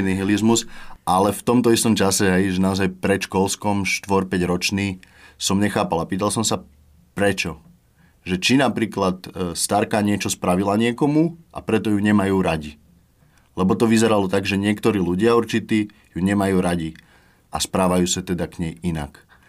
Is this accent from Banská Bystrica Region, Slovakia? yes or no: yes; Banská Bystrica, Banská Bystrica Region, Slovakia; moved away as an adult; also born or lived in Prague; now in Bratislava, Slovakia; Ja pochádzam z Banskej Bystrice a som zo zmiešanej rodiny